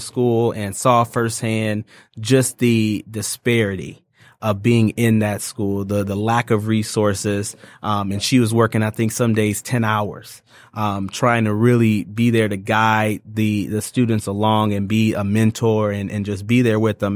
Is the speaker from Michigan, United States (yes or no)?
yes; Ypsilanti, Michigan, United States; moved away as an adult; now in Detroit, United States; I'm from a little town called Ypsilanti, so it's right outside of Ann Arbor